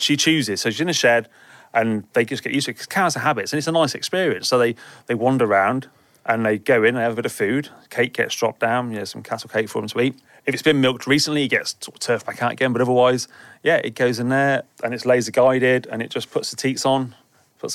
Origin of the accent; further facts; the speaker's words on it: Herefordshire, West Midlands, United Kingdom; I'm from Herefordshire. Well, I live in Herefordshire, so yeah, Herefordshire.